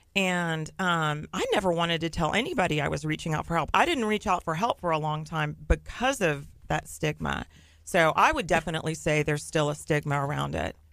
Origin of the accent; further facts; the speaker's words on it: Nassau Bay, Texas, United States; I grew up in Nassau Bay